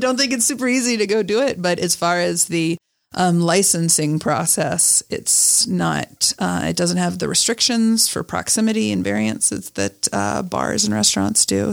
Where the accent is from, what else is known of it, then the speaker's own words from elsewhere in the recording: Alabama, United States; moved away as an adult; also born or lived in Montana; now in Salt Lake City, United States; I was born in Alabama